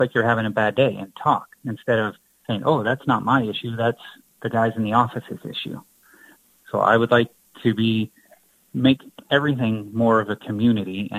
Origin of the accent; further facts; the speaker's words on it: Lucan, Ontario, Canada; moved away as an adult; also born or lived in Sault Ste. Marie, Ontario; now in Moose Jaw, Canada; I was originally from Lucan, Ontario, so it's like close to London, Ontario